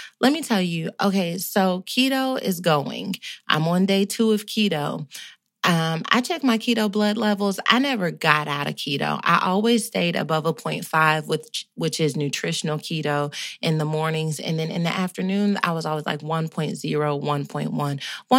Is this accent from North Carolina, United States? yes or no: yes; North Carolina, United States; I'm from North Carolina. My grandmama and my mama taught me how to cook.